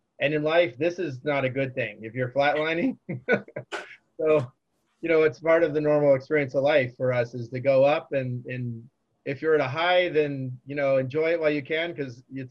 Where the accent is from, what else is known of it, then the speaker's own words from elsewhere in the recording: Orange County, California, United States; also born or lived in San Diego; I grew up in Orange County and chose UC San Diego because I loved the area. I didn't want to leave Southern California